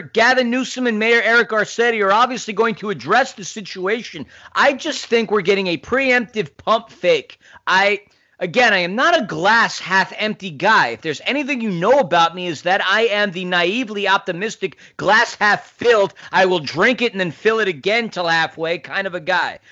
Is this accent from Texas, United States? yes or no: no; New York City, New York, United States; I grew up in New York City